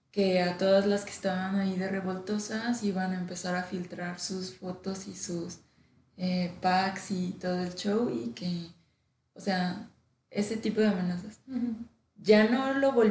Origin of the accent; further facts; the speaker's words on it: Mexico; Estamos tan acostumbrados al humor negro como mexicanos